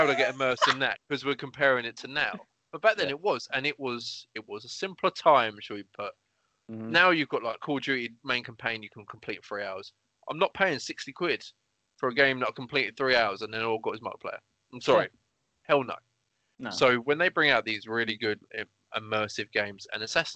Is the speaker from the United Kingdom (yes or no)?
yes; England, United Kingdom; I'm English. I'm British. Come from England